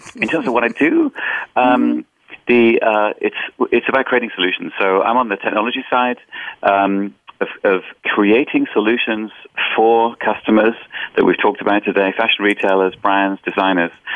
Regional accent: England, United Kingdom; moved away; also born or lived in Boston / Germany / London; I'm actually originally from England

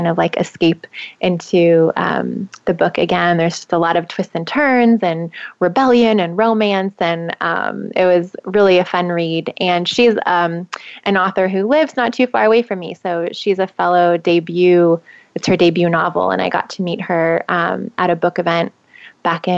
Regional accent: Southern California, United States; now in San Francisco Bay Area, United States; I grew up in Southern California by the beach.

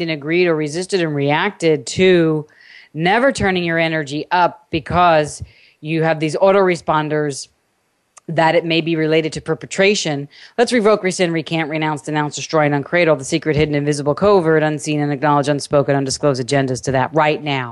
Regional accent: New York, United States; also born or lived in California; now in Cedar Hill, Texas, United States; I'm from New York

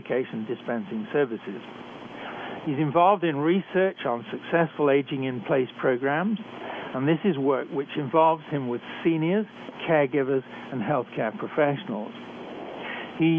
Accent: United Kingdom; accent: British; moved away as an adult; also born or lived in Canada; I was trained in Britain, as I'm sure you can tell from my accent.

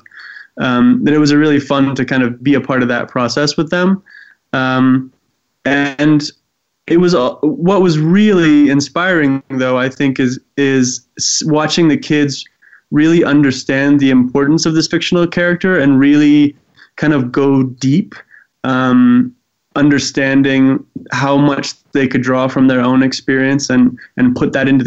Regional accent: Eswatini; I grew up in Swaziland, now actually called Eswatini

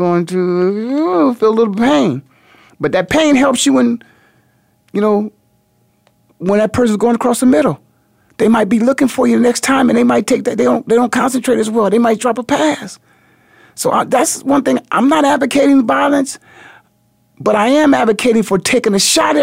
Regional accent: Canton, Ohio, United States; my hometown, which is the Hall of Fame City, Canton, Ohio

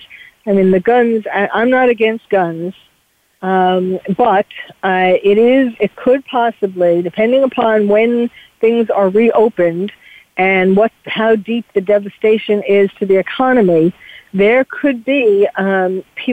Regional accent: New York, United States; accent: New York; my New York accent

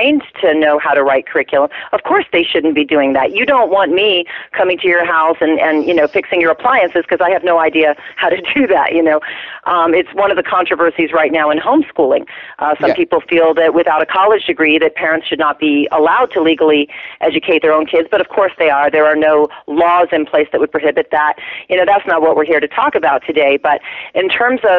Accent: the farmlands of Virginia, United States; I was raised, by the way, in the farmlands of Virginia

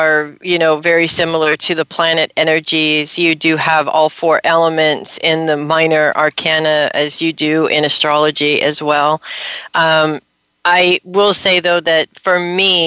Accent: Los Angeles, California, United States; I grew up in Hollywood in the '80s

